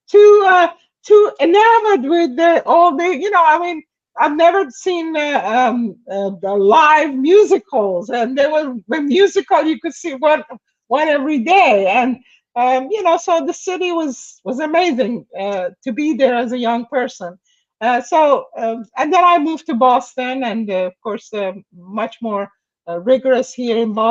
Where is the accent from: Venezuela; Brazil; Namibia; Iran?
Iran; moved away as an adult; now in New York, United States; that's very audacious, of course, for for girl growing up in Iran.